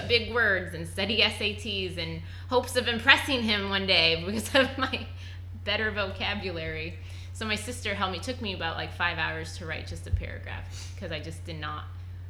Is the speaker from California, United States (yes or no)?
no; Montana, United States; I grew up in Montana